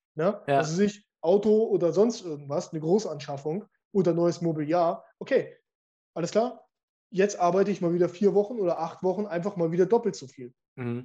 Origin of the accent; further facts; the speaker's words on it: Munster, Lower Saxony, Germany; ich bin in einer, in einer Kleinstadt groß geworden, wo äh, ich bin aufgewachsen in Munster